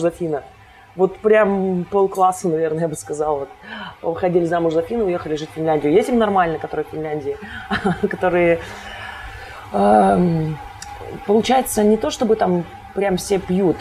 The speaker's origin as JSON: {"language": "Russian", "town": "Kostomuksha", "region": "Republic of Karelia", "country": "Russia", "tie": "born or raised there", "moved": "as an adult", "lives_now": "Saint Petersburg, Russia", "said": "я родилась в маленьком городочке под названием Костомукша"}